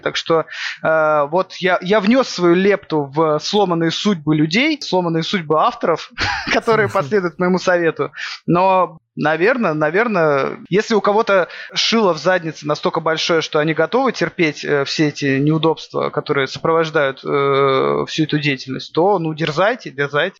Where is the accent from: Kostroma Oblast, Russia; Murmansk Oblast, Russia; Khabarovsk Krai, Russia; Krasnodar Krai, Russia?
Murmansk Oblast, Russia; by the White Sea; Я не из Питера. Я прикидываюсь интеллигентом питерским. Я с севера. Откуда? Я с, э, с Мурманской области. С, э, у Белого моря живу. Помор. Родился